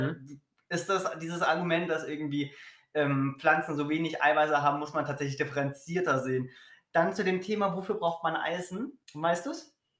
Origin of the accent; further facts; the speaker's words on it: Berlin, Germany; Ich komme aus Berlin.